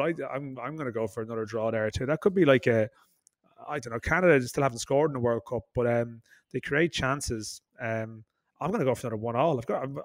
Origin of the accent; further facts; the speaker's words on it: Ireland; an Irish football journalist